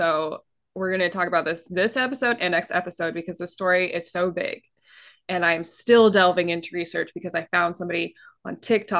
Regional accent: California, United States; I was born in California after they moved.

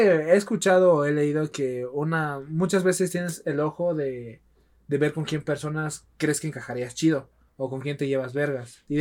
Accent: Oaxaca, Mexico; moved away as an adult; also born or lived in Mexico City area; Yo estoy esperando que vayan ustedes dos perros a mi tierra

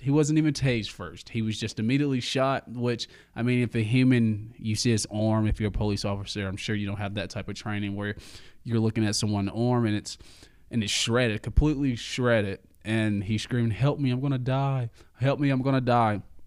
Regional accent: Alabama, United States; I am from Alabama

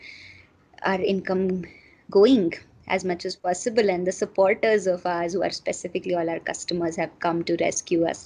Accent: Silvassa, Dadra and Nagar Haveli and Daman and Diu, India; now in Pune, India; I am originally coming from Silvassa, so I have family there

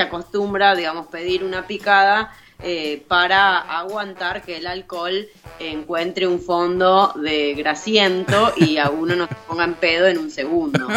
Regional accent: Argentina; como una argentina, chorrillana

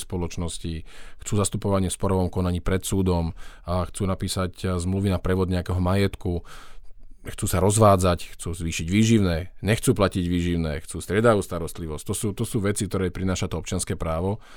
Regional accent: western Slovakia, Slovakia; hoci som teda zo západného Slovenska

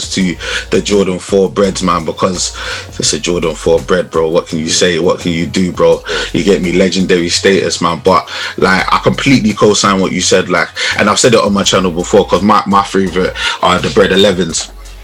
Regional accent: London, United Kingdom; I grew up in Bermondsey

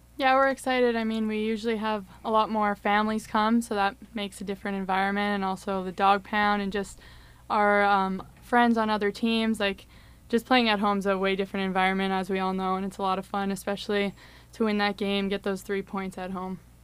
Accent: Winnipeg, Manitoba, Canada; moved away as an adult; now in Saint Cloud, United States; I'm from Winnipeg, Manitoba

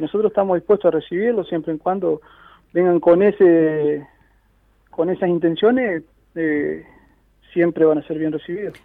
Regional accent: Helvecia, Santa Fe, Argentina; yo nací ahí, me crié ahí, actualmente estoy en la Fuerza de Seguridad, Policía, trabajo ahí en Helvecia

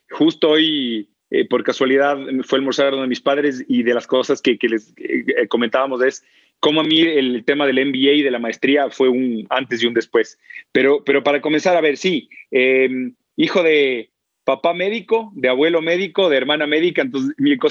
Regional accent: Belo Horizonte, Minas Gerais, Brazil; also born or lived in São Paulo; Si bien yo nací en Sao Paulo, estudié en la universidad y el colegio en Belo Horizonte. Es la tercera ciudad de Brasil, lindísima y le tengo un cariño enorme.

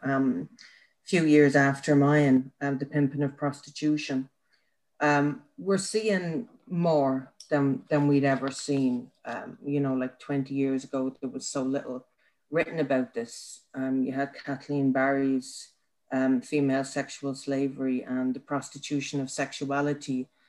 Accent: Ireland; as an Irish woman, but also as an Irish woman who's put her shoulder to the wheel for the last 10 years in this country

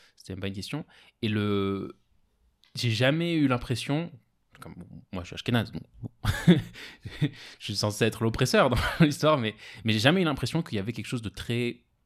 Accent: France; moved away as an adult; now in Israel; j'ai grandi en France jusqu'à 18 ans.

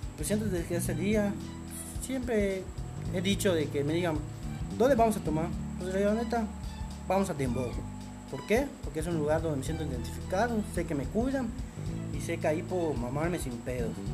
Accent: Mérida, Yucatán, Mexico; yo realmente soy de Media Yucatán, vivo acá desde este chico, aquí crecí, aquí nací y de aquí soy de Media Yucatán

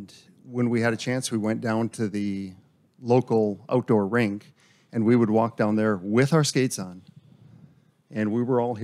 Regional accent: Bismarck, North Dakota, United States; I grew up in Bismarck, North Dakota.

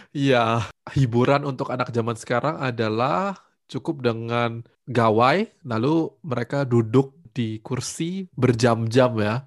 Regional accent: Batu, East Java, Indonesia; Aku menghabiskan masa kecil di kota Batu, di Jawa Timur

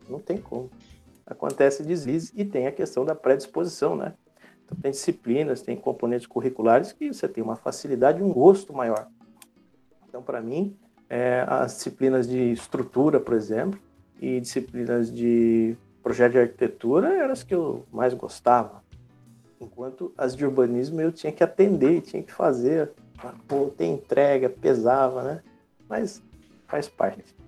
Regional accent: Rio Claro, São Paulo, Brazil; moved away as an adult; now in Itatiba, Brazil; eu sou de Rio Claro, né, interior de São Paulo, moro atualmente em Itatiba

